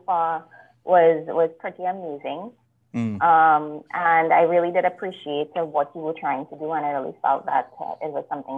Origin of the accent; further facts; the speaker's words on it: Trinidad & Tobago; moved away as an adult; also born or lived in Greater Toronto Area, Canada; now in Canada; I'm originally from Trinidad and Tobago. That's where I grew up. That's where I went to school.